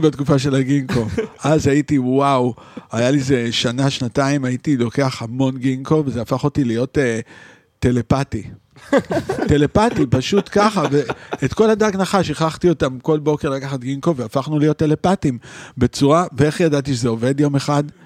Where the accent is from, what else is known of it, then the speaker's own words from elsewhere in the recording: Israel; moved away as an adult; also born or lived in Paris, France / New York, United States; אני מישראל